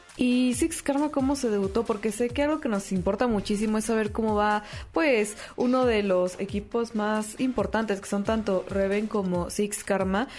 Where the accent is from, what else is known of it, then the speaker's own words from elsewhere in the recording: Mexico; nosotros como mexicanos y como latinoamericanos